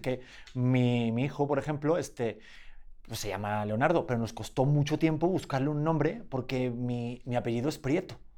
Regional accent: Madrid, Community of Madrid, Spain; also born or lived in Beijing / India; now in Mexico; Es que yo soy de Madrid.

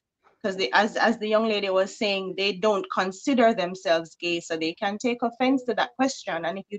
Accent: Jamaica; now in Pennsylvania, United States; I am from Jamaica, but I'm now living in Pennsylvania and I'm 36.

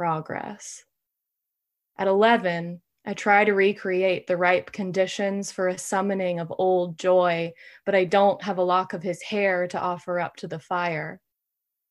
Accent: California, United States; also born or lived in Brooklyn; now in Portland, United States; I am a Californian, but I'm living in Maine.

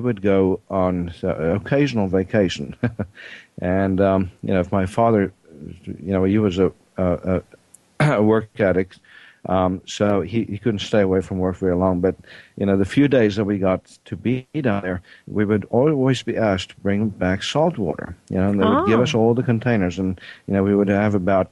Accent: South Africa; moved away; I'm originally from South Africa

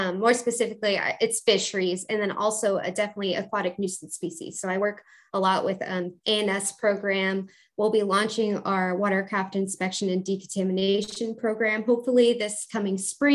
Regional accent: Fort Worth, Texas, United States; moved away as an adult; now in Kansas, United States; I'm from Fort Worth, Texas, originally, not from Kansas. Grew up in Texas

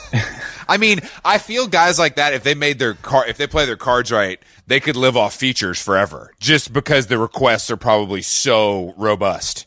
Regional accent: Atlanta, Georgia, United States; I'm from Atlanta and I'm here right now

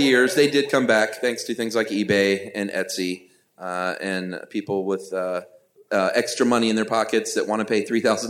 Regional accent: Atlanta, Georgia, United States; I'm just from Atlanta.

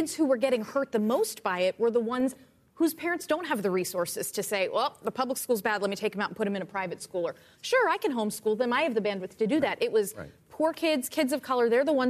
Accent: Florida, United States; when I'm thinking about higher education in Florida, my home state

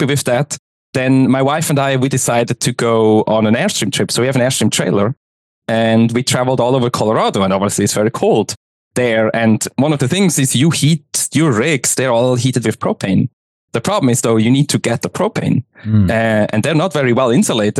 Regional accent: Switzerland; moved away as an adult; also born or lived in Zurich; now in United States; I'm originally from Switzerland. I live in the US now, so I was in the tech scene of Zurich active

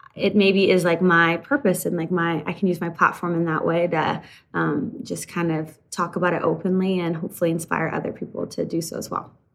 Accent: Canada; moved away; I'm originally from Canada and started my career up in Canada

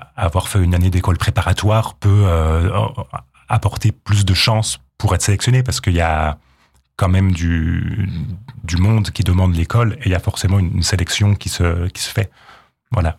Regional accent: Jura, Bourgogne-Franche-Comté, France; also born or lived in Hautes-Vosges; now in Vosges, France; Je viens du, du Jura

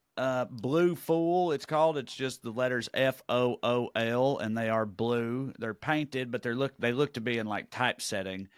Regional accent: Celina, Tennessee, United States; moved away; I just came back from my hometown of Salina, Tennessee. I was there for a little over a week, catching up with some old friends, working on the house I grew up

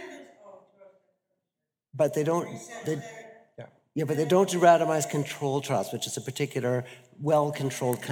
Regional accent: Canada; now in Netherlands; I'm a Canadian living in the Netherlands who just arrived in England

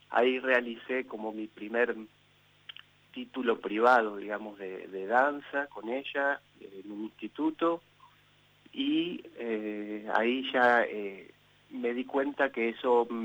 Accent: Casilda, Santa Fe, Argentina; yo soy santafesino del sur de Santa Fe, de una ciudad que se llama Casilda, este, a 50 kilómetros de Rosario. Eh, nací ahí, mi familia es de ahí.

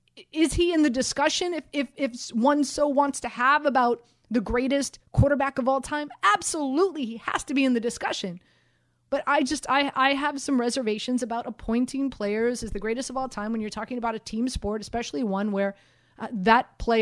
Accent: Miami, Florida, United States; And I'm not just saying this because I'm from Miami, because, you know, I don't have an allegiance to a team.

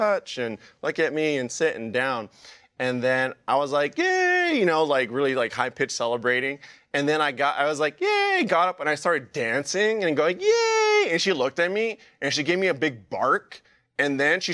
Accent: San Francisco, California, United States; I'm from California. San Francisco

